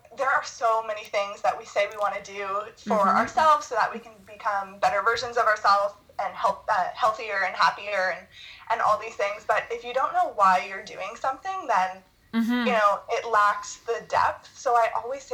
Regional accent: Ottawa, Ontario, Canada; because I live in, or I'm from Ottawa, so I'd never seen something like that before.

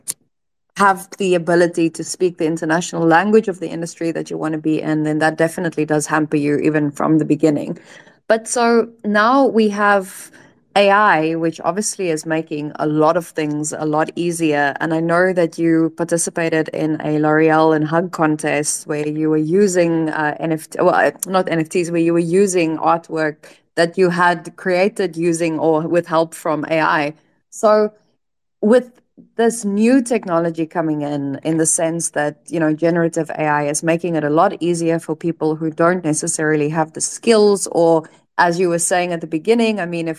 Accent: South Africa; moved away; I'm from South Africa

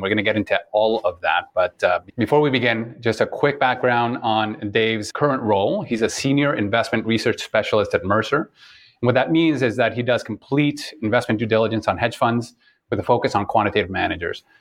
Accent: Toronto, Ontario, Canada; moved away; I'm originally from Toronto

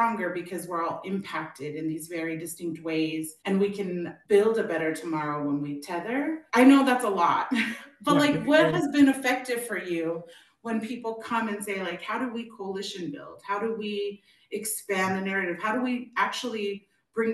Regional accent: Arizona, United States; I grew up in Arizona

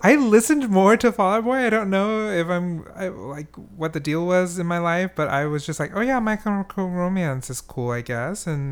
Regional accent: Kansas, United States; I am from Kansas

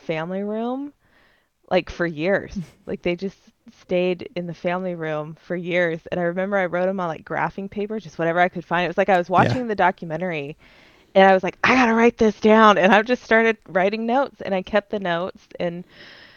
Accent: Gilbert, Arizona, United States; moved away; I grew up in Gilbert, Arizona

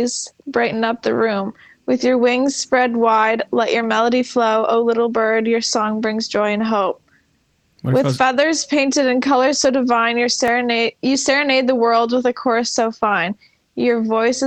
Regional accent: Ottawa, Ontario, Canada; I'm from Ottawa

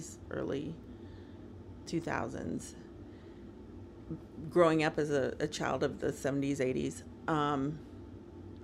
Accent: Nashville, Tennessee, United States; also born or lived in Bogota, Colombia; I grew up in the South

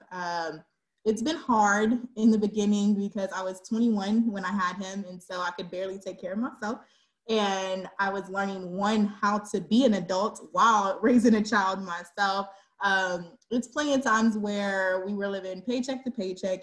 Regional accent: Dallas, Texas, United States; also born or lived in Georgia; I'm a Dallas, te- Texas native. I was born in Georgia, but I've been here since I was three. So this is home.

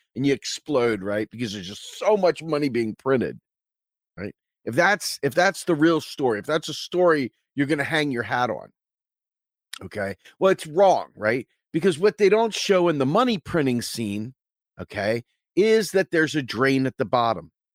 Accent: United States

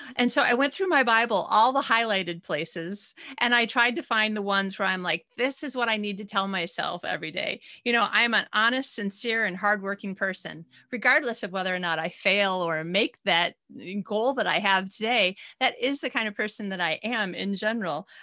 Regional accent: United States; moved away as an adult; now in Sweden; I'm American, but I'm living in Sweden.

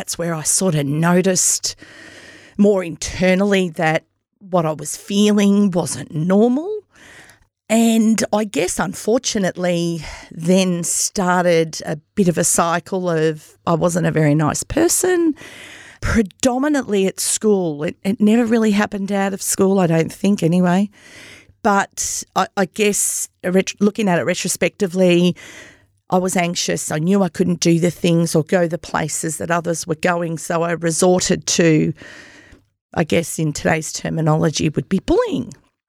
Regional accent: Myrtleford, Victoria, Australia; So grew up in Myrtleford. I'm one of five children. My parents migrated from Italy.

